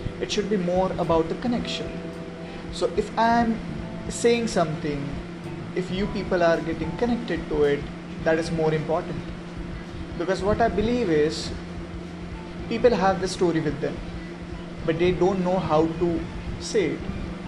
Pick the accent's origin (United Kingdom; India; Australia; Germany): India; first language Hindi; English is a second language; So if I'm an Indian, so we have our mother language is Hindi, correct?